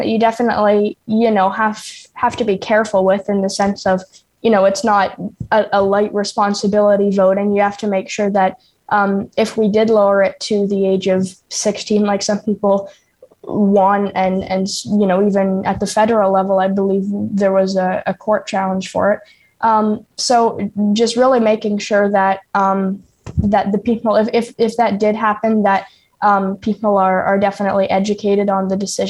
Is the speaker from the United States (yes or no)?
no; Ontario, Canada; some people took issue with the fact that I'm from Ontario, which I mean, like, it's not like, yeah, I'm from Ontario